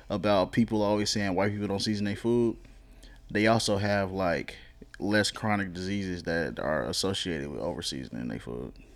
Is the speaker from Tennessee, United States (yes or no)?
no; DeSoto, Texas, United States; I'm from DeSoto